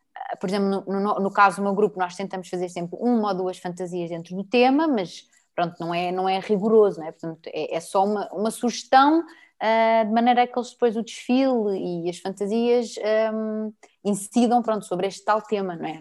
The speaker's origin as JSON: {"language": "Portuguese", "town": "Torres Vedras", "region": "Lisbon", "country": "Portugal", "tie": "born or raised there", "said": "eu nasci em Lisboa, mas fui para Torres desde que eu tenho, de quando eu tinha 4 anos"}